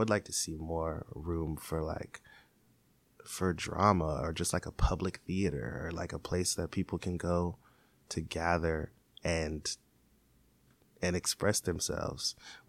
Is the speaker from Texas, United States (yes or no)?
no; Seattle, Washington, United States; for people that may not be from here, that there's a Seattle that you should try and educate yourself on.